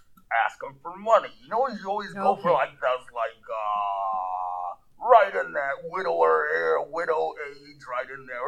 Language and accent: English; Steepwater, Kansas, United States; Yes, okay. I'm from Steepwater, Kansas.